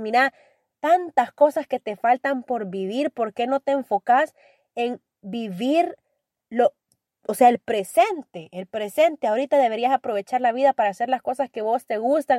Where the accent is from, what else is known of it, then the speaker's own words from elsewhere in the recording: El Salvador; soy orgullosamente salvadoreña